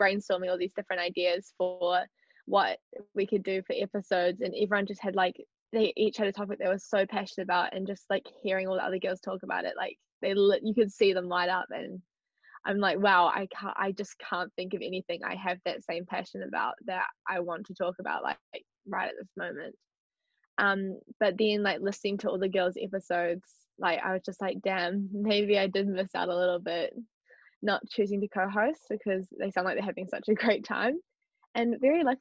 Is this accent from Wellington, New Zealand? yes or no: yes; Porirua, Wellington, New Zealand; I'm 17 from Porirua